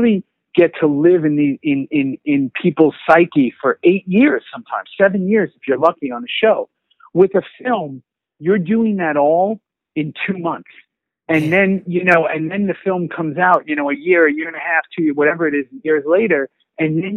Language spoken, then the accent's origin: English; New York City, New York, United States; moved away as an adult; also born or lived in Los Angeles; I was born and raised in New York City. Staten Island